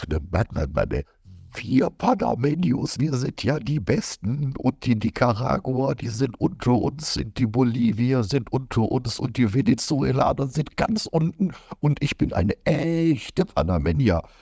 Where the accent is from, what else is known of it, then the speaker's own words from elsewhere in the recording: Germany; Also ich bin kein Amerikaner, ich bin Europäer, ich bin Deutscher.